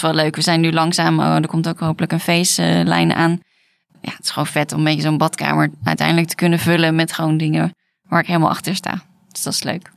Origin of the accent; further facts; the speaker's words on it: Netherlands; wij komen uit Nederland